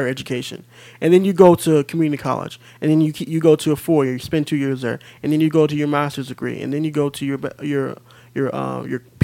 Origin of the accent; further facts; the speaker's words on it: Midwest, United States; moved away as an adult; now in California, United States; I'm originally from the Midwest.